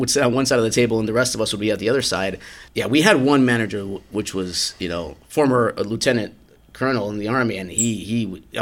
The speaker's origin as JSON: {"language": "English", "town": "Miami", "region": "Florida", "country": "United States", "tie": "born or raised there", "said": "I mean, growing up in Miami, which high school years I did in Miami, you know, in my street, I don't think we repeated a country for like 20"}